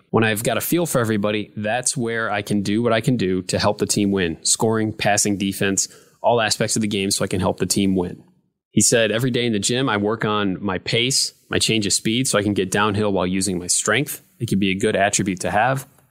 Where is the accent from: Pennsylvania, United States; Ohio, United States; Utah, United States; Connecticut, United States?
Ohio, United States; Northwood; I grew up in Northwood, Ohio